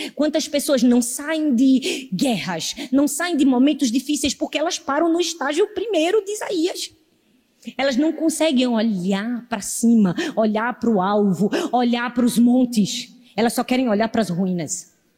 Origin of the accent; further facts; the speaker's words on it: Northeast Region, Brazil; accent: nordestino; Eu não sei dizer porta, eu falo porta, porque eu sou nordestina